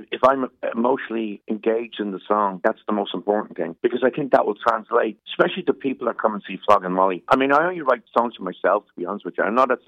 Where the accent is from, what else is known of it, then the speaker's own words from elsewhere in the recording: Ireland; Being an Irishman